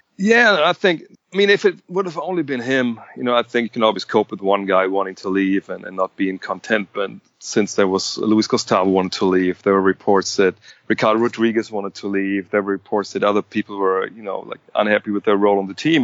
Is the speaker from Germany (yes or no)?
yes; Wolfsburg, Lower Saxony, Germany; moved away as an adult; also born or lived in Cologne / Frankfurt; now in Wolfsburg, Germany; born and bred.